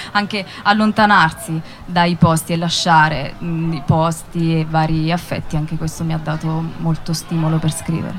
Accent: Italy; moved away; Ho fatto due concerti giù a sud, uno a Lanciano e uno a Campobasso, dalle mie parti

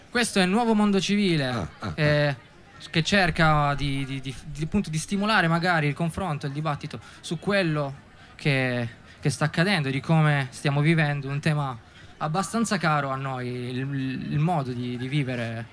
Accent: Settimo Torinese, Piedmont, Italy; also born or lived in Volpiano; noi siamo di settimo

